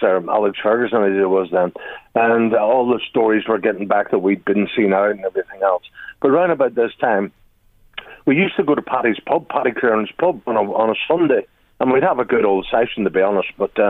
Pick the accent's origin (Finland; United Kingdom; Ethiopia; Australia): United Kingdom; Belfast, Northern Ireland; When you're a kid growing up in Belfast, in the back streets there